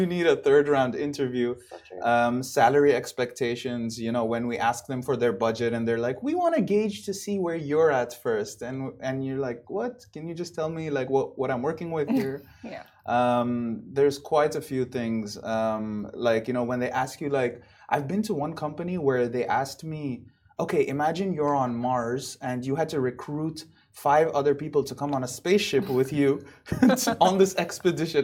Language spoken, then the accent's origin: English; Dubai, United Arab Emirates; moved away as an adult; also born or lived in Buffalo, United States; I was born and raised here in Dubai, but then I moved back from the States after college.